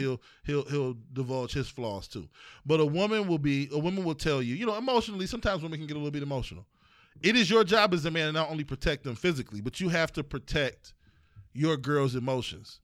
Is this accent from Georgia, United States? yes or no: no; East Cleveland, Ohio, United States; I'm from East Cle, we from East Cleveland